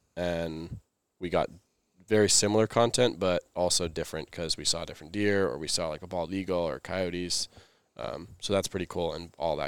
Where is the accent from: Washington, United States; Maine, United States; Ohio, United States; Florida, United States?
Maine, United States; I'm from Maine. Was raised in the cold.